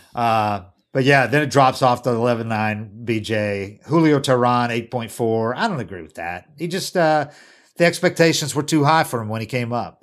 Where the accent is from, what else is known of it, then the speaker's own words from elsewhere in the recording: North Carolina, United States; how I grew up in North Carolina